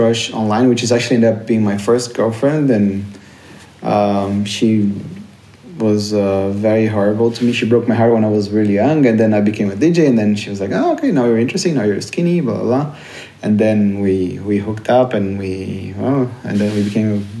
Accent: Brazil; moved away; I come from Brazil

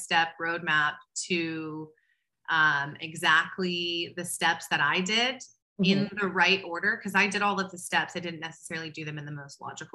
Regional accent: Waco, Texas, United States; I'm from Waco, Texas, which is a really conservative Southern Baptist town

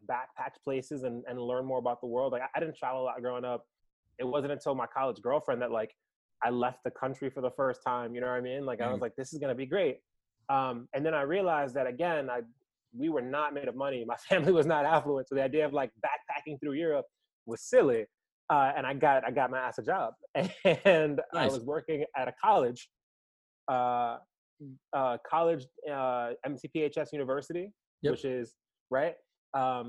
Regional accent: New York City, New York, United States; moved away as an adult; now in Worcester, United States; I'm from New York City, New York. Born and raised in Manhattan. Upper West Side

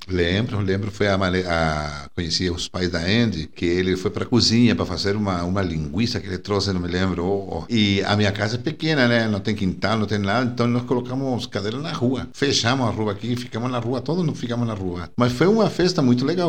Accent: northern Chile, Chile; Portuguese is a second language; now in Brazil; eu sou do norte de Chile

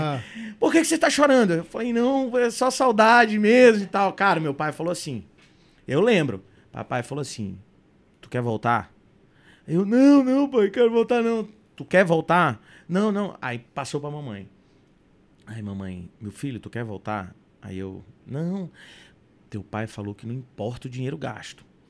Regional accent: São Luís, Maranhão, Brazil; also born or lived in United States; Eu, eu saí de São Luís

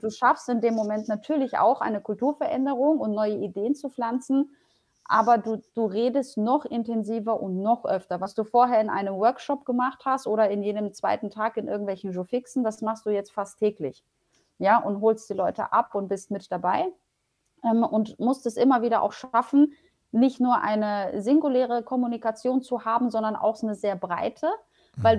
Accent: Germany; born or raised there; German is a second language; also born or lived in Poland

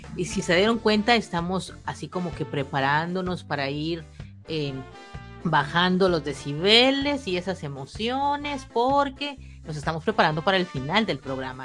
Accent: Mexico; yo soy mexicana

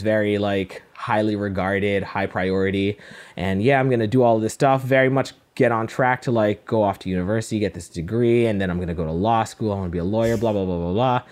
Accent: Cayman Islands; now in Toronto, Canada; I am made in, uh, the Cayman Islands. That's where I was born and raised

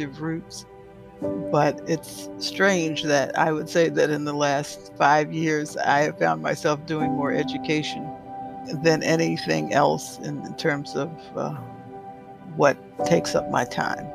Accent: Washington, District of Columbia, United States; now in Jacksonville, United States; I was born in Washington, D.C.

